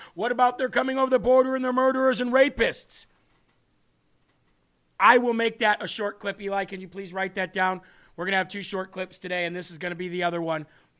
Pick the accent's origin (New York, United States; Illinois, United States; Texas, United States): New York, United States; I'm from New York, all right?